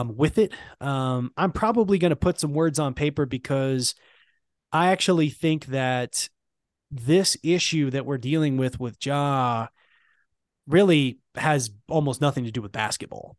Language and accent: English; Memphis, Tennessee, United States; growing up in Memphis